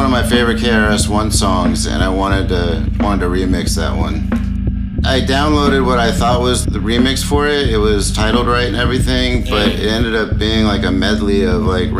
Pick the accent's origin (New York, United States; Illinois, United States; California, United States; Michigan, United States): California, United States; Los Angeles; I'm from Los Angeles